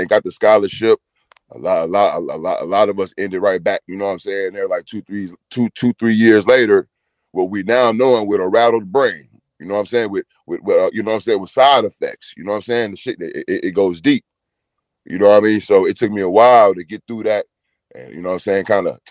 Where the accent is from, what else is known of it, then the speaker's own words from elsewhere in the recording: Houston, Texas, United States; I'm from Houston, Texas. I'm from Fifth Ward, Houston, Texas.